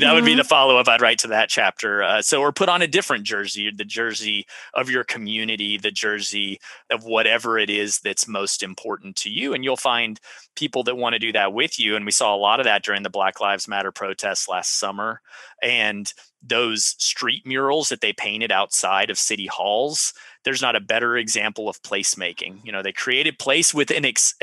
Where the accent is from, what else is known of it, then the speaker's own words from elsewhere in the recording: Central Texas, United States; I was from Central Texas